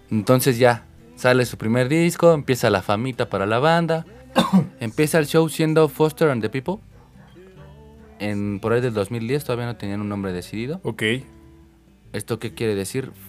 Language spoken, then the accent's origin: Spanish; Defeños, Mexico City, Mexico; nosotros que somos de aquí